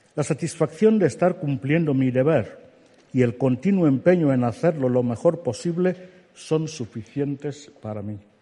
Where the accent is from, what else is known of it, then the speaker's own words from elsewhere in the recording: Alén, Centro Sur, Equatorial Guinea; first language Fang; Spanish is a second language; me obligaban a levantarme cada mañana para asistir a la escuela en mi pueblo, Alén, en el distrito de Niefan, en la región continental de Guinea Ecuatorial